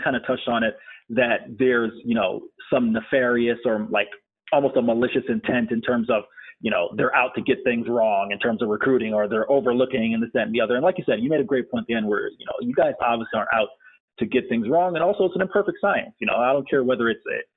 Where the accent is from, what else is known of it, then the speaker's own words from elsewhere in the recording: Florida, United States; the state of Florida, my home state